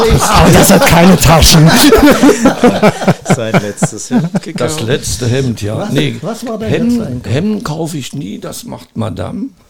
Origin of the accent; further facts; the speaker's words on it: Eichsfeld, Germany; Heimat gewesen. Da bin ich groß geworden, mit dem Motorrad auf die Fresse geflogen, weil ich Alkohol getrunken hatte.